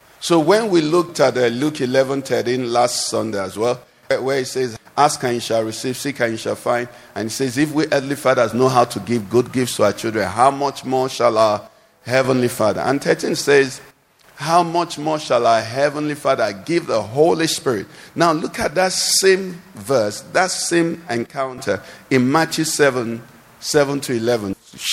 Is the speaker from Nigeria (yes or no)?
yes; Nigeria; I'm a Nigerian